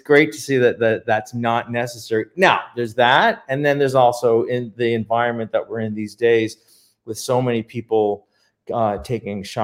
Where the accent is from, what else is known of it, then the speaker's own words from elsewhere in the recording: Canada; moved away as an adult; now in Palm Springs, United States; we're Canadian, we were migrating over.